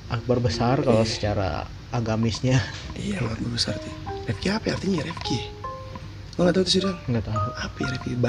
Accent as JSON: {"language": "Indonesian", "town": "Cipete", "region": "Jakarta", "country": "Indonesia", "tie": "born or raised there", "also_born_or_lived": "Kemayoran", "said": "gue waktu kecil di di Cipete sempat tinggal di Cipete Cipete sebelum Kemayoran"}